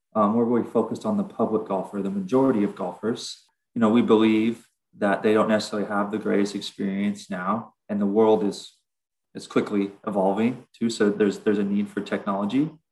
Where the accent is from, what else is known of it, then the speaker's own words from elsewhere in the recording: Southern California, United States; we're we're from Southern California